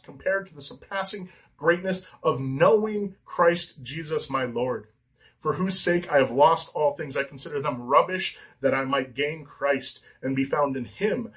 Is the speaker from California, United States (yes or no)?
yes; California, United States; I'm an American. I'm a Californian